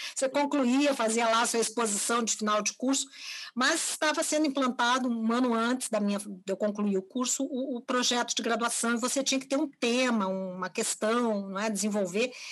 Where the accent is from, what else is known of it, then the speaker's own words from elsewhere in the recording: Porto Alegre, Rio Grande do Sul, Brazil; nasci, vivo e trabalho em Porto Alegre, a partir de Porto Alegre, Rio Grande do Sul, onde construí minha trajetória